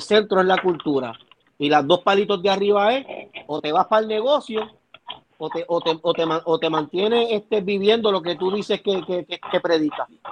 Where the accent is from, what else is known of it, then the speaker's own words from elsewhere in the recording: Puerto Rico; soy boricua